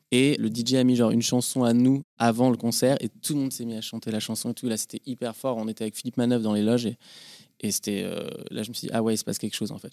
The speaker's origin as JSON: {"language": "French", "town": "Paris", "region": "Île-de-France", "country": "France", "tie": "born or raised there", "also_born_or_lived": "Boulogne-Billancourt", "said": "j'ai grandi à Paris. J'ai grandi à Paris, euh, rive gauche, dans le 14e, vers le parc Montsouris"}